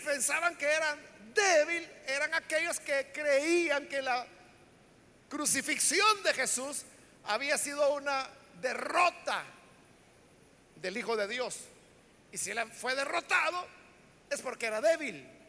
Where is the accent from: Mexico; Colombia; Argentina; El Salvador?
El Salvador; la iglesia evangélica en nuestro país, le estoy hablando del Salvador